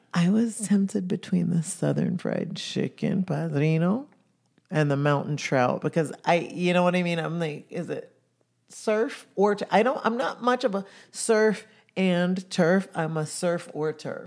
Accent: Jamaica; I come from Jamaica. I come from an island that was colonized by the Brits.

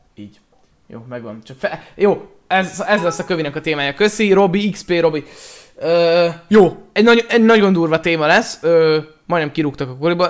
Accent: Pécs, Baranya, Hungary; Pécsi vagyok

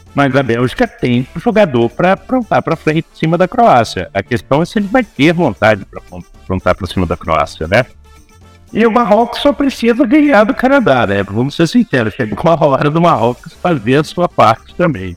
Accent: Brazil; nós somos brasileiros

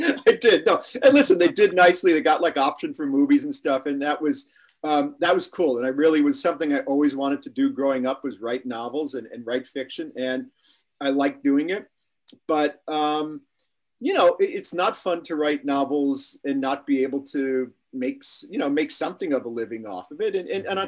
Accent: Chicago, Illinois, United States; moved away as an adult; also born or lived in Manhattan, New York; now in New York, United States; I grew up in Chicago um, in a neighborhood where everybody spoke Polish

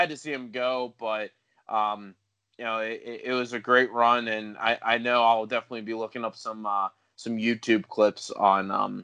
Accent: United States; myself as an American

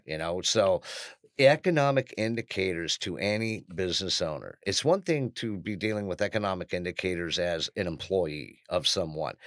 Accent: Aspen, Colorado, United States; I was born in Aspen, Colorado

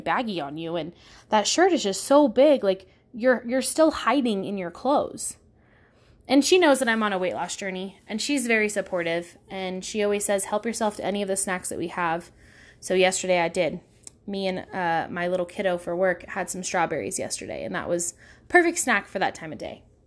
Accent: Pacifica, California, United States; I grew up in Pacifica, California, where it's sixty-five and foggy ninety-five percent of the time.

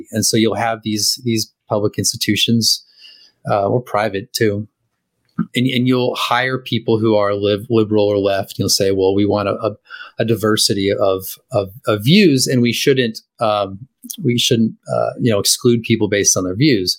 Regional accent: California, United States; I haven't really lived any place in whole life besides California

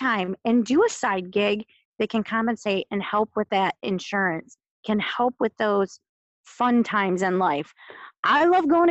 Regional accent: Midland, Michigan, United States; we grew up both in Midland

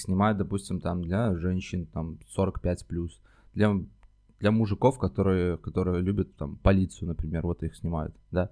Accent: Minsk, Belarus; moved away as an adult; now in Moscow, Russia; я сам из Минска, mm-hmm. нужно пояснить. Я долгое время, я жил 29 лет в Минске

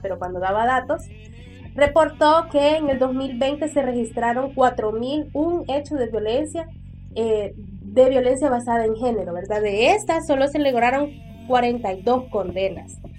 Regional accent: El Salvador; el silencio que hemos vivido tanto como sociedad salvadoreña

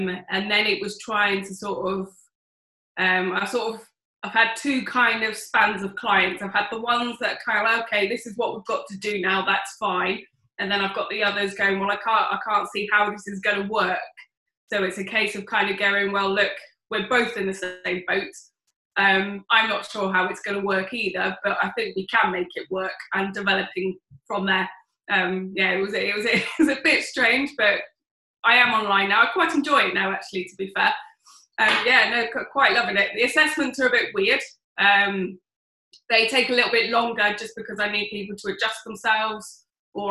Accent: Oxford, South East England, United Kingdom; I'm from Oxford

